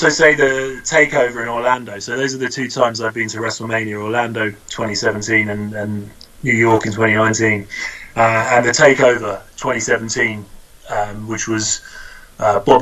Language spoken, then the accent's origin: English; United Kingdom; as a British guy